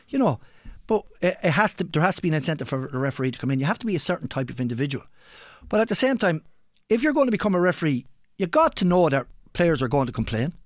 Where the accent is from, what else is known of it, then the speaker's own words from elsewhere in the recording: Ireland; we're Irish